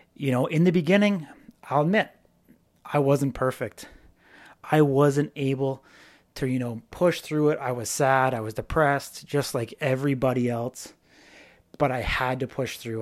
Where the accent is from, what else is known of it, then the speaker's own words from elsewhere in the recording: British Columbia, Canada; moved away; back in my hometown